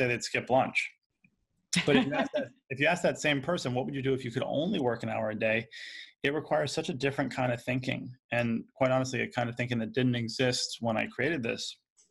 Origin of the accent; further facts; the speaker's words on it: New York, United States; So I grew up here in New York